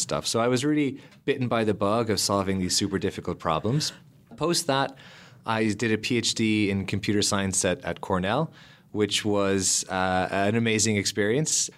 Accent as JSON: {"language": "English", "area": "Lismore", "region": "Munster", "country": "Ireland", "tie": "born or raised there", "also_born_or_lived": "Cork", "said": "I grew up in Ireland in a small country town called Ismore"}